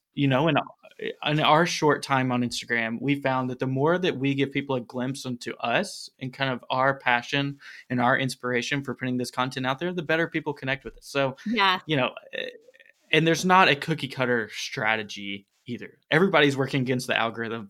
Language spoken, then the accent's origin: English; Tennessee, United States; accent: Tennessee; my Tennessee accent's gonna come out